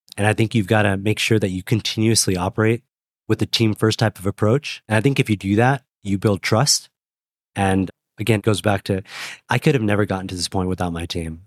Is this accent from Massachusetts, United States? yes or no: no; Portland, Oregon, United States; moved away; I'm from Portland, Oregon originally